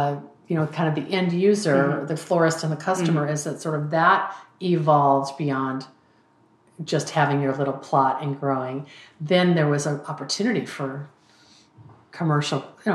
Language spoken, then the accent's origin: English; Seattle, Pacific Northwest, United States; I come from the Pacific Northwest. I kind of feel like our climate in Seattle is similar to Ireland